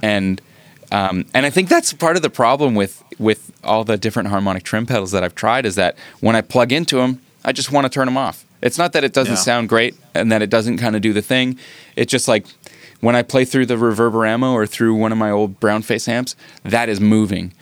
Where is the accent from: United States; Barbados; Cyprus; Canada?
Canada; I'm Canadian